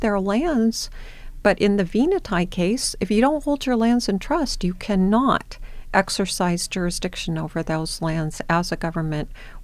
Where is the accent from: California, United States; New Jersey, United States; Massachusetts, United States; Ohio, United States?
California, United States; Los Angeles; I grew up in Los Angeles in an area right by an urban Indian center